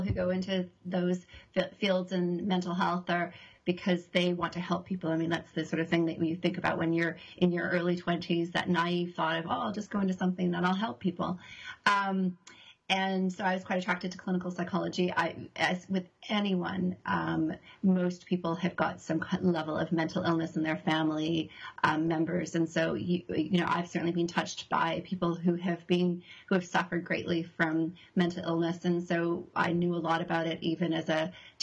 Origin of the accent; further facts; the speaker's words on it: Canada; moved away as an adult; also born or lived in Toronto; now in New Zealand; I'm Canadian